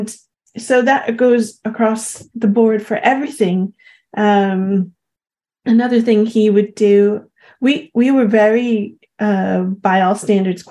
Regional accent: Long Island, New York, United States; growing up on Long Island

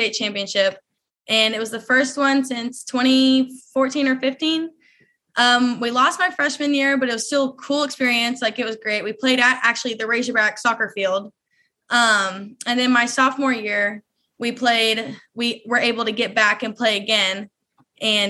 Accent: Bryant, Arkansas, United States; I'm from Bryant, Arkansas

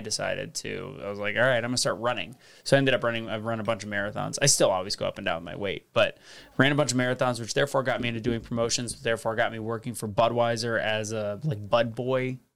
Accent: St. Louis, Missouri, United States; born or raised there; also born or lived in Las Vegas, Nevada

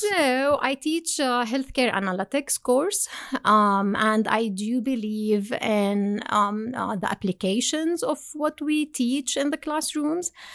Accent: Jordan; moved away as an adult; also born or lived in Binghamton, United States; now in United States; From Jordan. So I did my undergrad and master degree in Jordan

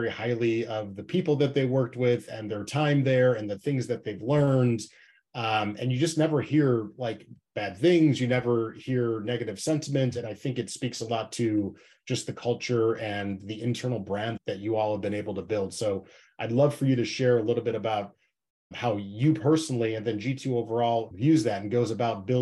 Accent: Chicago, Illinois, United States; my hometown of Chicago

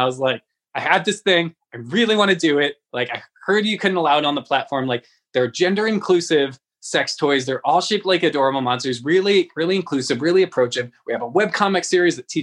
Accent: San Francisco, California, United States; I'm from San Francisco

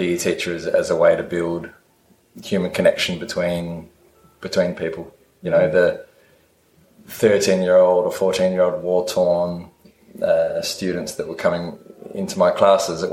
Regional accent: Adelaide, South Australia, Australia; moved away as an adult; I'm originally from Adelaide in South Australia.

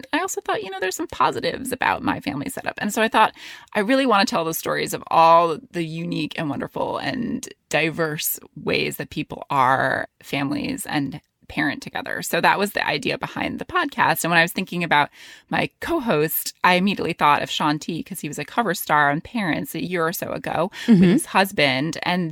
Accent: New York City, New York, United States; also born or lived in London; I was born in Manhattan, and then I lived in the Bronx

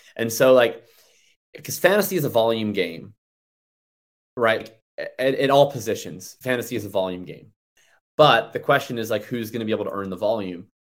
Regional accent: Canada; I'm Canadian

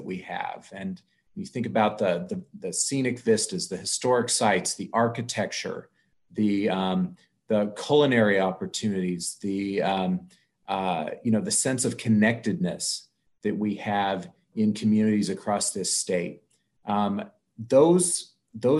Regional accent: Iola, Kansas, United States; moved away as an adult; also born or lived in Washington, D.C.; born and raised in Kansas, you know, I graduated from Iola High School

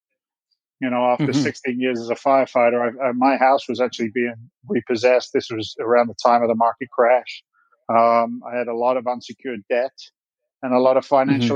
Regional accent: Andover, South East England, United Kingdom; moved away as an adult; also born or lived in London; now in United States; I was born in London. I grew up in the south coast of England, a little town called Andover in Hampshire

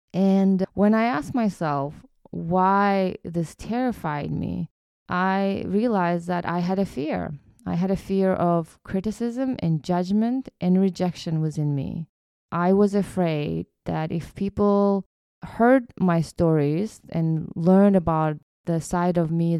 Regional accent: Kyrgyzstan; moved away; me growing up in Kyrgyzstan

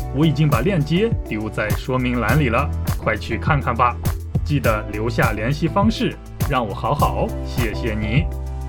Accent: China; moved away as an adult; also born or lived in South Korea; 我是从中国来的留学生

